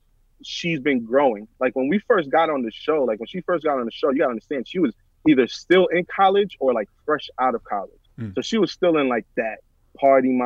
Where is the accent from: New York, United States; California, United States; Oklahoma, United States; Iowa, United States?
New York, United States; New York City; We're both from the Bronx. We both grew up listening to the same type of music.